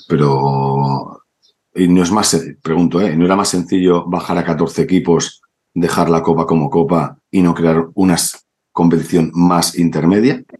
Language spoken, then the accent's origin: Spanish; Cornellà de Llobregat, Catalonia, Spain; soy de Cornella.